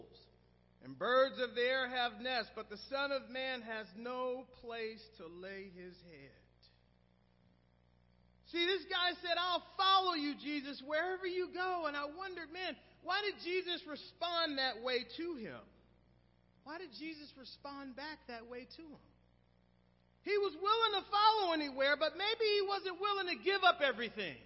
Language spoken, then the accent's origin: English; Oakland, California, United States; my hometown, Oakland